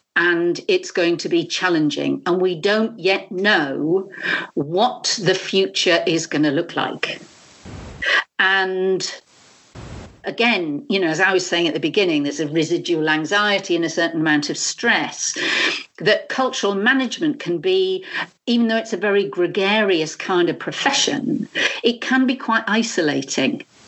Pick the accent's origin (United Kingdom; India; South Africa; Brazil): United Kingdom; now in France; a Brit living living here